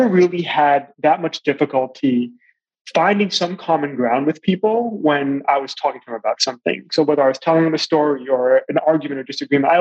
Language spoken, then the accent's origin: English; Long Island, New York, United States; also born or lived in Shanghai, China / Johannesburg, South Africa / Washington, D.C.; now in Charleston, United States; I'm from Long Island, New York, but I've also lived and worked in around Shanghai, in China, in Johannesburg, South Africa, in Washington, D.C. for a while, and now we're in the Charleston area in South Carolina.